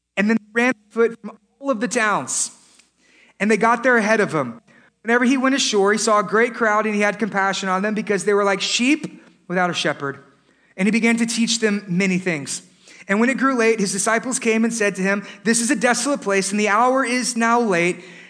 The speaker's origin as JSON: {"language": "English", "region": "Texas", "country": "United States", "said": "We're from Texas"}